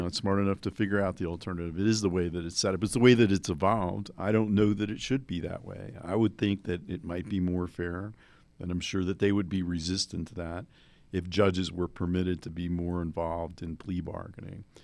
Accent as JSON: {"language": "English", "region": "New Jersey", "country": "United States", "tie": "born or raised there", "said": "I grew up in New Jersey"}